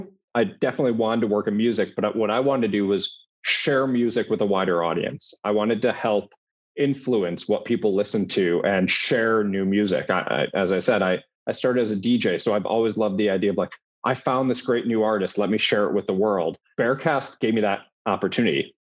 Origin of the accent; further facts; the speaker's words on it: Chicago, Illinois, United States; I wasn't from Cincinnati. I wasn't from Ohio. I grew up in Chicago.